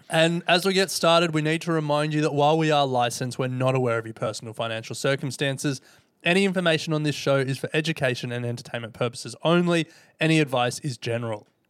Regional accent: Indonesia; now in Australia; I'm an immigrant from Indonesia

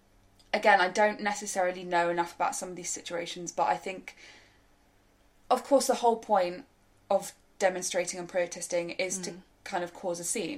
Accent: New Forest, Hampshire, South East England, United Kingdom; I grew up in the New Forest.

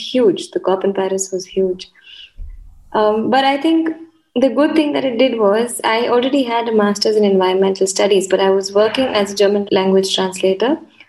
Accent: Mumbai, Maharashtra, India; I'm from India, from Mumbai

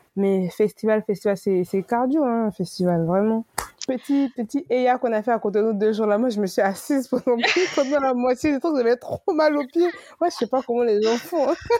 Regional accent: Côte d’Ivoire; also born or lived in Benin; now in Paris, France; c'est mon pays

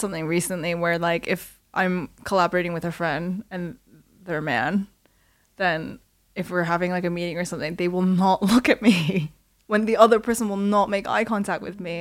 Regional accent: Canada; moved away as an adult; also born or lived in Korea; now in United Kingdom; born in Korea, grew up in Canada

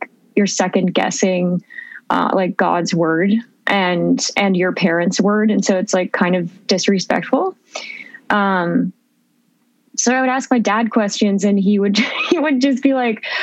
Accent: Phoenix, Arizona, United States; also born or lived in Portland; I mostly grew up in Arizona. So I grew up in Phoenix with my brother and my mom

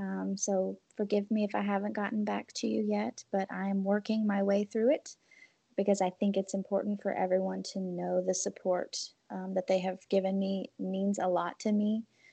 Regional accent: New Orleans, Louisiana, United States; I think there's a sense of humor when you are born and raised in New Orleans that maybe outsiders don't understand.

